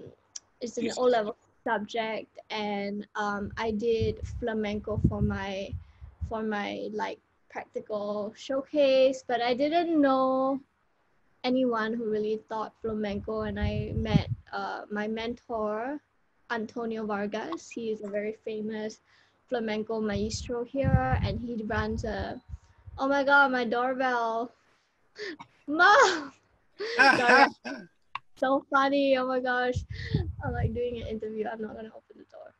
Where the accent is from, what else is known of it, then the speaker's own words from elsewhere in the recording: Singapore; first language English; moved away as an adult; also born or lived in Spain; I am from Singapore